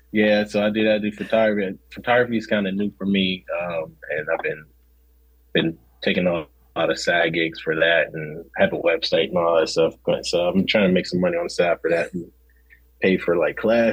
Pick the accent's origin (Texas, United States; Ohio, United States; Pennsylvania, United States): Pennsylvania, United States; Pittsburgh; So I'm from Pittsburgh. I'm from you know, the west side of Pennsylvania. So we're like nestled into the mountains.